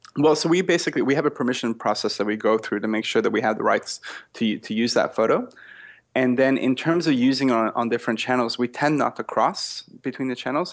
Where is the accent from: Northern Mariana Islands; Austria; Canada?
Canada; accent: Canadian; now in Australia; I'm actually not Australian, but I'm French Canadian